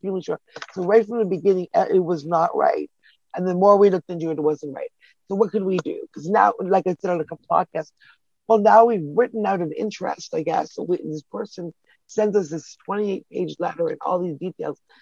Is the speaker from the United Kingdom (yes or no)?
no; Toronto, Ontario, Canada; I'm from Toronto